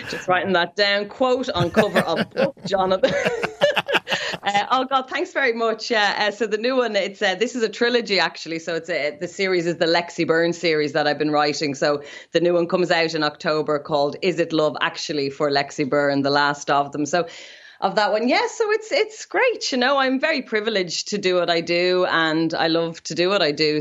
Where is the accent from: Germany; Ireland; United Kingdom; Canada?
Ireland; Dublin, Leinster; I'm from Dublin as well, and my granny was from Ringsend